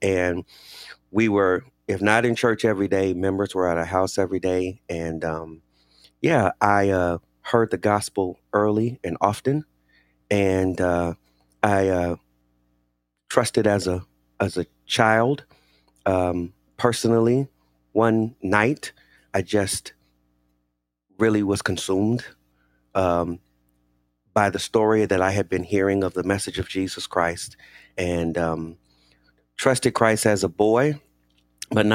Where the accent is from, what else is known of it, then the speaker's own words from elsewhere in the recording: Inglewood, California, United States; I grew up in a pastor's home here in Los Angeles. I grew up in Inglewood, California